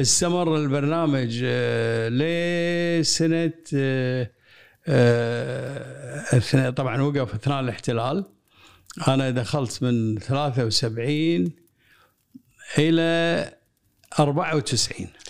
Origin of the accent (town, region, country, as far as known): Kuwait